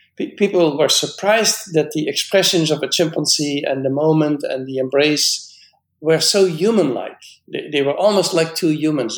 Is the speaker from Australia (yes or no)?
no; Netherlands; now in United States; I was born in the Netherlands and I'm a biologist